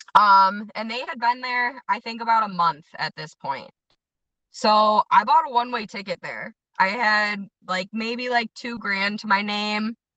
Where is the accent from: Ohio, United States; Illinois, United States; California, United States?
Illinois, United States; Addison; also born or lived in Villa Park, Illinois / Lombard, Illinois; now in Grant Park, United States; I grew up in Addison and then moved to Villa Park when I was about 14